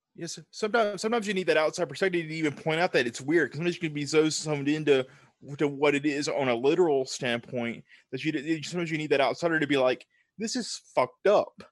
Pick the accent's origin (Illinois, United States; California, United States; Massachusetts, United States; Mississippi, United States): Mississippi, United States; Tupelo; now in Nashville, United States; I'm from the Deep South. So I grew up in a small town called Tupelo, Mississippi, which is in the deep, deep South